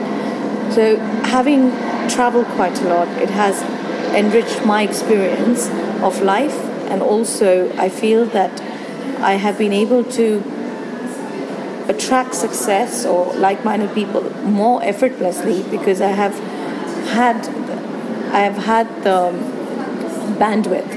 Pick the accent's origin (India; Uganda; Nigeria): India; moved away as an adult; also born or lived in Singapore; now in United Kingdom; I was born and raised in India